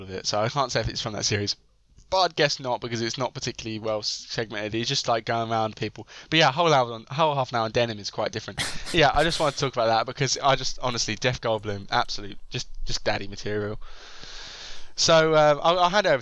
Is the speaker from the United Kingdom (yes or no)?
yes; United Kingdom; as a British person